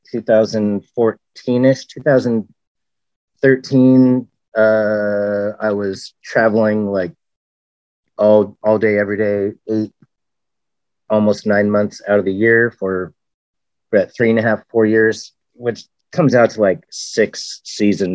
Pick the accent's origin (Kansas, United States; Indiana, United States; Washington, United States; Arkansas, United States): Washington, United States; Western; also born or lived in Germany / Southern Oregon; I grew up in Washington from a very early age. I was born over in Germany and was over there for like the first year of my life. And then in Southern Oregon for another year or so of my life. And then here in Western Washington